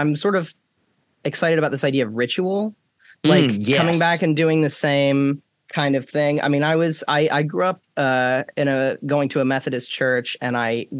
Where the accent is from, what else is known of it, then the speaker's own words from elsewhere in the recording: Winston-Salem, North Carolina, United States; also born or lived in Charlotte, North Carolina; I'm from Winston-Salem, North Carolina